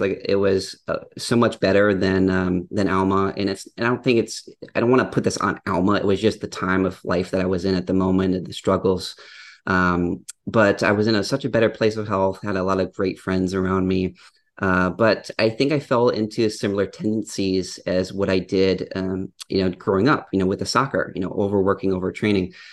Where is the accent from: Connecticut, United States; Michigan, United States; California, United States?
Michigan, United States; Upper Peninsula of; I grew up in the Upper Peninsula of Michigan, which, if the audience isn't familiar, it's a very a rural area